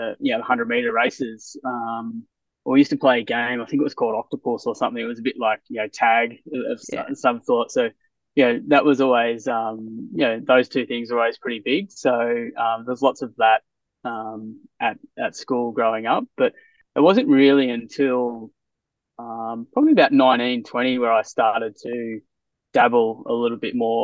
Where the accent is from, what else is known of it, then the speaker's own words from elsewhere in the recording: Ballarat, Victoria, Australia; also born or lived in Millbrook, Victoria; I'm originally from Ballarat, down in Victoria